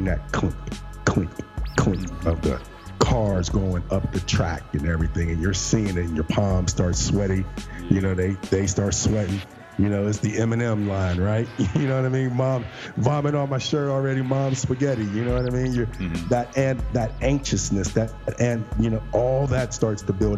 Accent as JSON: {"language": "English", "town": "Pittsburgh", "region": "Pennsylvania", "country": "United States", "said": "I'm from Pittsburgh, PA, and our amusement park is Kennywood"}